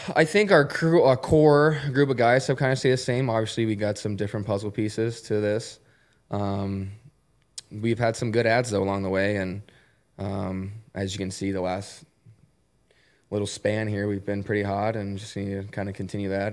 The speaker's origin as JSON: {"language": "English", "town": "Columbus", "region": "Ohio", "country": "United States", "tie": "born or raised there", "said": "I grew up in Columbus"}